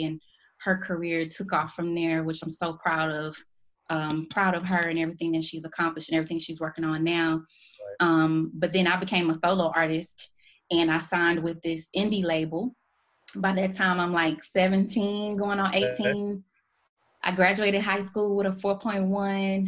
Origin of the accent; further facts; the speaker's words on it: Houston, Texas, United States; I grew up in Houston, Texas, born and raised.